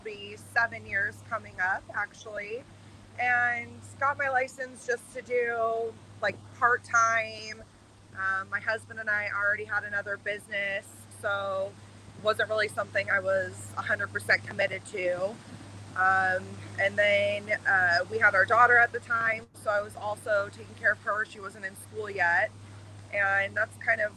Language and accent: English; Arizona, United States; I'm born and raised in Arizona